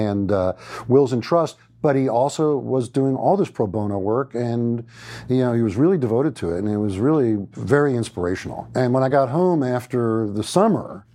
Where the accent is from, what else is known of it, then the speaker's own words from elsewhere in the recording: Great Neck, New York, United States; Grew up outside of New York City in a little town that had been home to the likes of Groucho Marx and F. Scott Fitzgerald, called Great Neck, New York